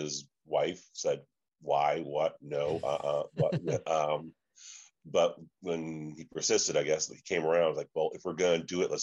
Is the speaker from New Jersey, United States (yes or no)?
no; Chicago, Illinois, United States; moved away as an adult; now in Indianapolis, United States; growing up in Chicago